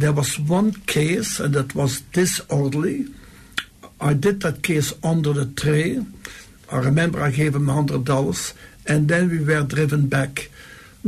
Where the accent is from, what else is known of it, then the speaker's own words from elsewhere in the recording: Belgium; also born or lived in New York; now in Western Australia, Australia; my little village in Belgium.